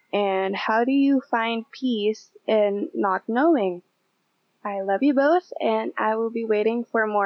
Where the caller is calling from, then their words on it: Bacolod, Western Visayas, Philippines; Hey Joyce and Aaron … I'm a fan from Bacolod.